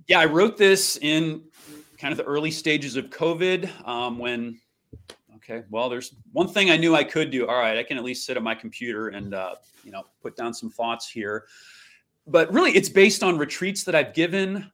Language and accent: English; St. Louis, Missouri, United States; moved away as an adult; also born or lived in Kansas; now in Milwaukee, United States; I am from beautiful Saint Louis, Missouri. That's my hometown